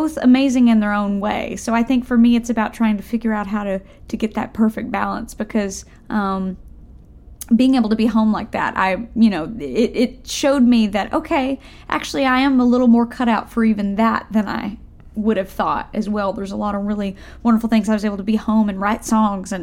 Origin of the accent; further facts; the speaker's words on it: Tennessee, United States; also born or lived in Nashville, Tennessee; I grew up in Tennessee. I live in Nashville now, but I grew up a couple hours away out in the country